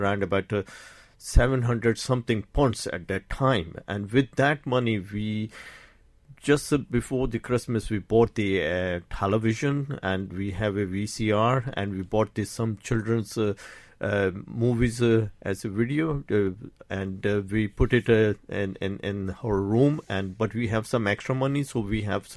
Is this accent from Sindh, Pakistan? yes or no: yes; Karachi, Sindh, Pakistan; moved away as an adult; now in Ireland; I did my schooling in Karachi